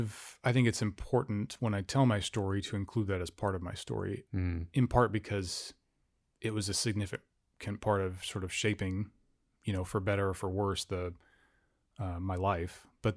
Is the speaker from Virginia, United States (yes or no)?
no; Fairbanks, Alaska, United States; I grew up in Fairbanks.